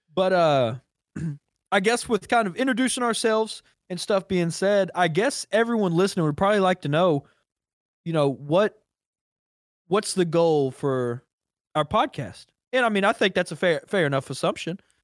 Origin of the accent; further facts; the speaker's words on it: Kentucky, United States; I'm also from Kentucky